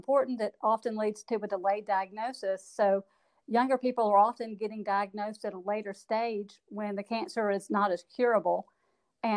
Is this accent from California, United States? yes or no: no; Gardendale, Alabama, United States; also born or lived in Auburn, Alabama / Mobile, Alabama / Madison, Wisconsin; I am a Birmingham native. I grew up in Gardendale